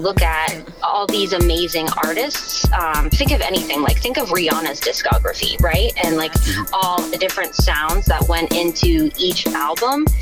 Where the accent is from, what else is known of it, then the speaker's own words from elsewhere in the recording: Richmond, United States; also born or lived in Augusta, Maine / Sidney, Maine; I moved to Richmond, and that's where like all of my um, adolescent development happened. So I was there from kindergarten until I graduated